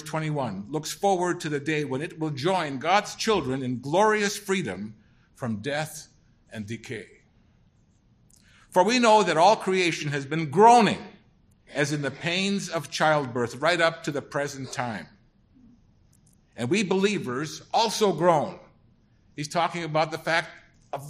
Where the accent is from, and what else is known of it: St. Paul, Minnesota, United States; born or raised there; also born or lived in Germany (DP camp)